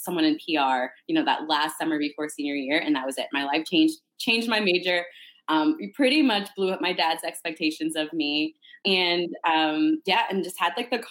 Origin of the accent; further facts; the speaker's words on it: Canada; moved away as an adult; also born or lived in Northern Toronto; now in United States; I'm originally from Canada. I moved here to go to university